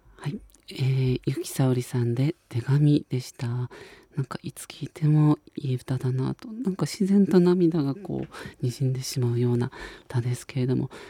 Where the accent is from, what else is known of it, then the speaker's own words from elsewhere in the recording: Sagamihara, Kanagawa, Japan; 相模原、僕の地元